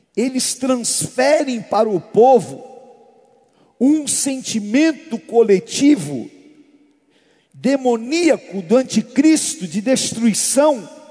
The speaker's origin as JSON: {"language": "Portuguese", "country": "Brazil", "said": "Nós, como brasileiros, nós temos uma mixigenação muito grande"}